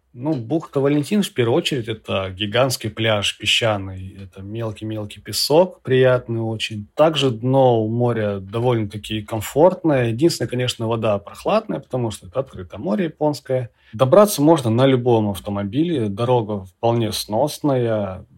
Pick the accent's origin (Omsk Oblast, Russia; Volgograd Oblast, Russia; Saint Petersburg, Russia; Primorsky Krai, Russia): Primorsky Krai, Russia; Vladivostok; коренному жителю Приморского края Владивостока